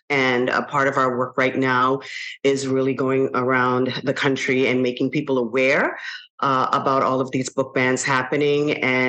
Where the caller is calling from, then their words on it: Orlando, Florida, United States; I am calling in from Orlando, Florida.